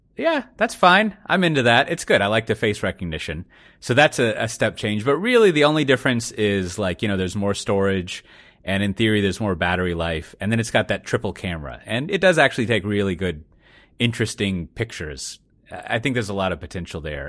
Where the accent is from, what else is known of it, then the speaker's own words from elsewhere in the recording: United States; now in Netherlands; I'm an American